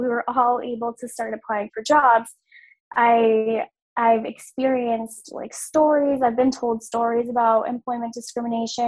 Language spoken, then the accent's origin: English; Massachusetts, United States; I am from Massachusetts